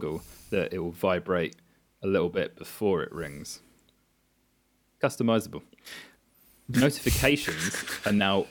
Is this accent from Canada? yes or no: no; United Kingdom; we are British, we are not necessarily the most bilingual lot